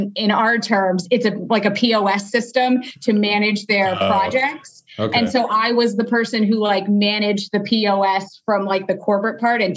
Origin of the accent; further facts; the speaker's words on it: South Florida, United States; moved away as an adult; now in Phoenix, United States; I just moved to Phoenix in October. I'm originally from Florida, South Florida